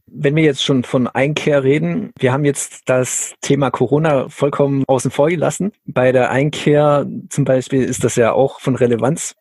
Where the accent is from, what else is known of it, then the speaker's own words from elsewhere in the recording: Schiltach, Baden-Württemberg, Germany; Schiltach, also meine Heimatstadt